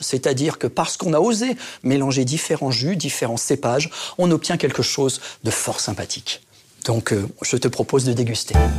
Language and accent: French; Reims, Grand Est, France; also born or lived in Épernay; Je suis un enfant du cru. Je suis né à Reims. J'ai fait mon lycée à Épernay.